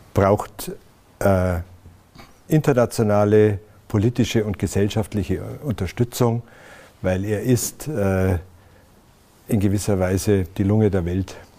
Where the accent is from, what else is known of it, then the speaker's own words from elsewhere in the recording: Berchtesgadener Land, Bavaria, Germany; also born or lived in Ludwigshafen am Rhein; Ich habe meine Kindheit oder Jugend verbracht in der Saarlacher Au, im Berchtesgadener Land